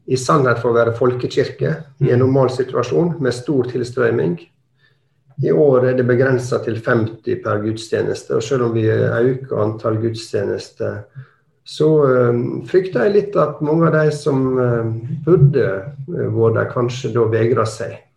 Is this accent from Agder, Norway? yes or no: no; Møre og Romsdal, Norway; now in Alta, Norway; Jeg er opprinnelig sunnmøring, men har bodd i, i Alta en 15-20 år.